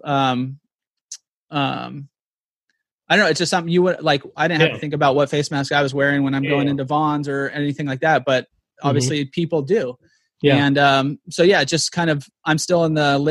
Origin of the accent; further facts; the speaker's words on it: San Diego, California, United States; I grew up here in North County, San Diego